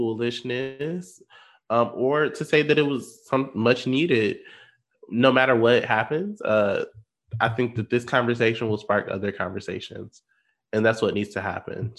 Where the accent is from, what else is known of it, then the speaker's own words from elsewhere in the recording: Benton Harbor, Michigan, United States; moved away as an adult; now in Grand Rapids, United States; I tell people I'm from Michigan